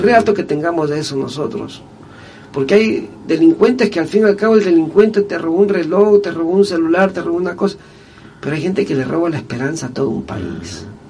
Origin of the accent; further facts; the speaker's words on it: Manabí, Ecuador; nosotros los manavitas solamente cuando salimos de Manaví somos reconocidos